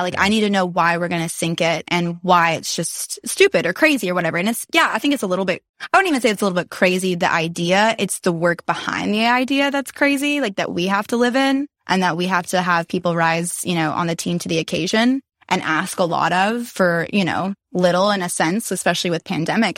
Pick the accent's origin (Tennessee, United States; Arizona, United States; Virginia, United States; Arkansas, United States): Tennessee, United States; Nashville; growing up in Nashville